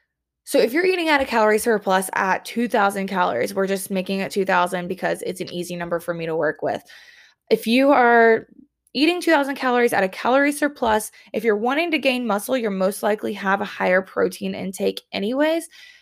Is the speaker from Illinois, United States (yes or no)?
no; Columbia, South Carolina, United States; My hometown has trains. Columbia, South Carolina has trains.